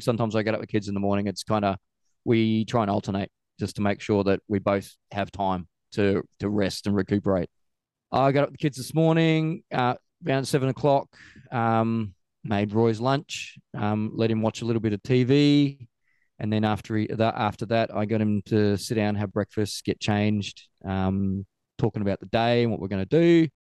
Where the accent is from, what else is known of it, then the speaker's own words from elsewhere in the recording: Australia; also born or lived in Queenstown, New Zealand / Christchurch, New Zealand; now in New Zealand; I'm from Australia originally